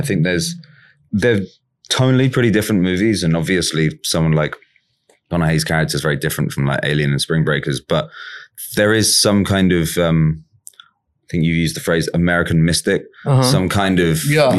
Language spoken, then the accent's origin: English; England, United Kingdom; because I'm English.